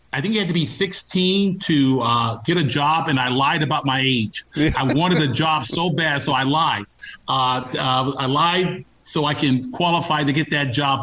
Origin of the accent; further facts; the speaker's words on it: Los Angeles, California, United States; born and raised in Los Angeles